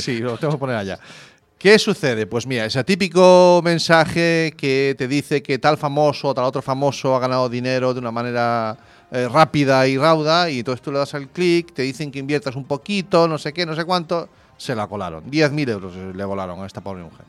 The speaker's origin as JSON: {"language": "Spanish", "town": "Zarautz", "region": "Basque Country", "country": "Spain", "tie": "born or raised there", "moved": "yes"}